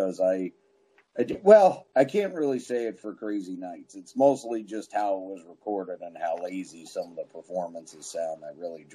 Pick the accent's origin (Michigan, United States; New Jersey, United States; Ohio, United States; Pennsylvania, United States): New Jersey, United States; I'm from Jersey